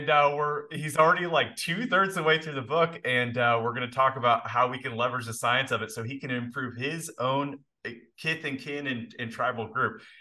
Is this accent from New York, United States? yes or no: no; Indiana, United States; also born or lived in Canada; we moved from Canada to Indiana